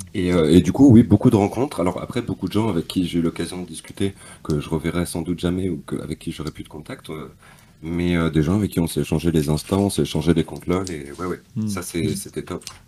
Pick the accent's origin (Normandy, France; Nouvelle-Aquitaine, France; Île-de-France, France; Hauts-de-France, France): Normandy, France; moved away as an adult; je suis du nord de la France, je suis de Normandie